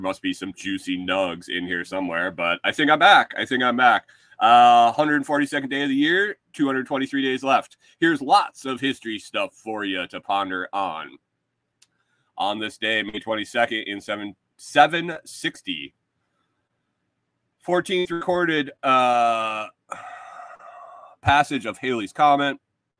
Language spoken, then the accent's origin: English; near the Glenn Curtiss Museum, New York, United States; moved away; I grew up around the Glenn Curtis Museum.